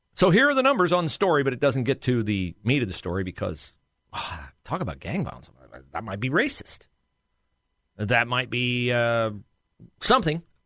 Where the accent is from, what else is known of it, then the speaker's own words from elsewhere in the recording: Ohio, United States; also born or lived in Miami, Florida / Columbus, Ohio; I'm an Ohio boy, but I'd worked in Miami, Florida for a while